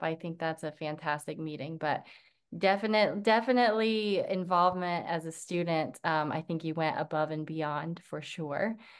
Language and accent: English; near Tampa, Florida, United States; now in Jacksonville, United States; I'm in Jacksonville, um, but grew, grew up very close to Tampa